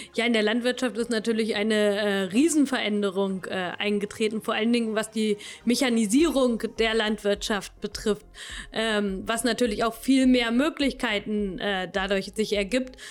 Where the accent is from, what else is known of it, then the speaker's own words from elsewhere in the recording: Königslutter am Elm, Lower Saxony, Germany; also born or lived in Helmstedt; ich lebe äh, schon immer in Lelm